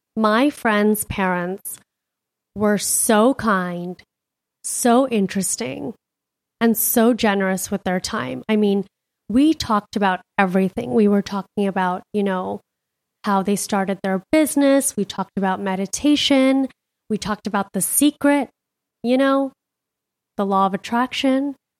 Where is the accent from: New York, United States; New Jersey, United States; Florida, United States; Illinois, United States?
Florida, United States; Miami; now in Scottsdale, United States; I'm a city girl. I'm from Miami.